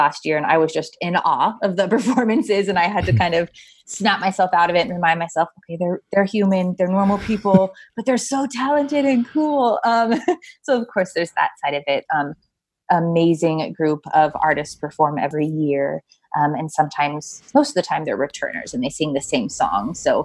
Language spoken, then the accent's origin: English; California, United States; moved away as an adult; now in New York, United States; I born and raised in California, went to school in California.